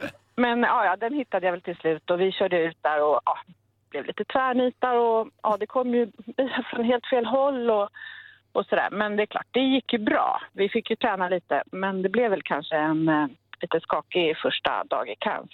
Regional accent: Italy; now in Uddevalla, Sweden; jag är italienare

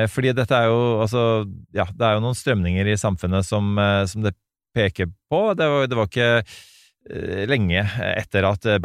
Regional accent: United States; now in Norway; Og jeg vokste opp i Reagans eh, USA. Jeg har vært i Det hvite hus på juletrefest sammen med andre diplomatbarn

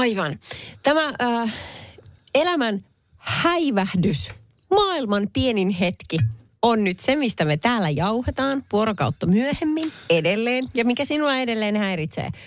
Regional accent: Salo, Southwest Finland, Finland; Salon, Salon Perniön, eli minun kotiseutuni

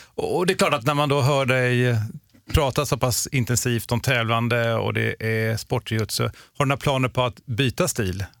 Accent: Gothenburg, Västra Götaland, Sweden; där jag växte upp i Göteborg

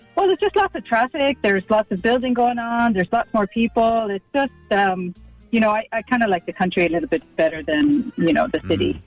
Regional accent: California, United States; also born or lived in Texas; now in Ireland; originally from California, and then I moved to Texas, and then I was making my way over here to Ireland.

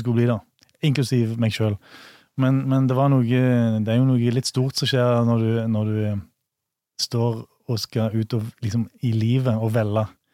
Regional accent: Bryne, Rogaland, Norway; also born or lived in Stord; mine foreldre som, fl som flytta til Bryne, da. Ja. På Jæren. Og, og, der har jeg jo vokst opp, da.

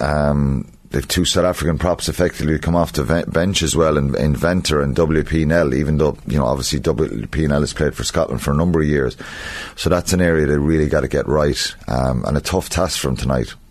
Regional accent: Ireland; as Irish people

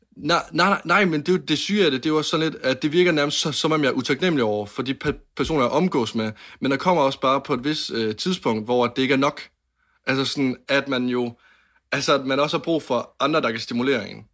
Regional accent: Varde, Southern Denmark, Denmark; jeg var 10-11 år gammel, og jeg sidder inde på mit øh, drengeværelse hjemme i Varde

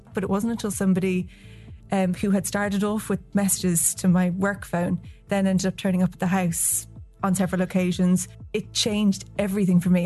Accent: West Cork, Munster, Ireland; I'm from West Cork

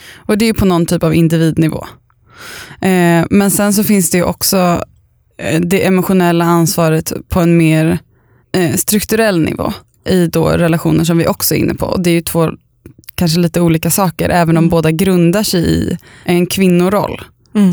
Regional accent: Östervåla, Uppsala County, Sweden; moved away; jag åkte ambulans från där jag bodde när jag var liten i Östervåla

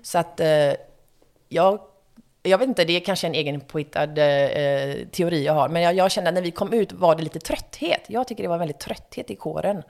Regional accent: Gothenburg, Västra Götaland, Sweden; moved away as an adult; also born or lived in Stockholm; som göteborgare

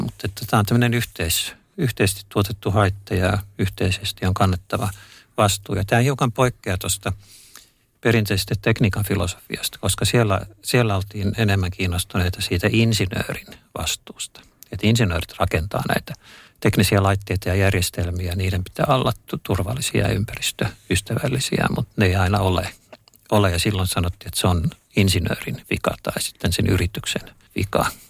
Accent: Helsinki, Uusimaa, Finland; mä olen, olen helsinkiläinen

